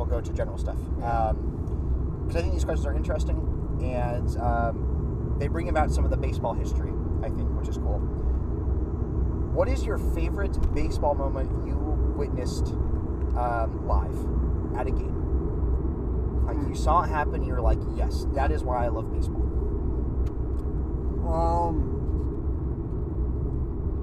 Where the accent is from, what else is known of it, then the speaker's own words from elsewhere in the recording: Bay Area, California, United States; growing up in the Bay Area that was a baseball fan